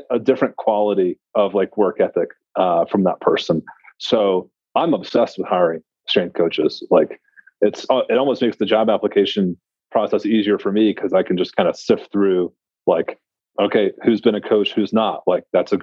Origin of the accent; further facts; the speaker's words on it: Tennessee, United States; I'm from Tennessee